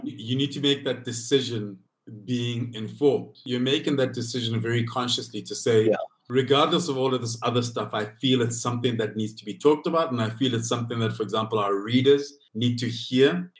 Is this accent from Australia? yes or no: no; Lesotho; moved away as an adult; now in Johannesburg, South Africa; Lesotho is the country that raised me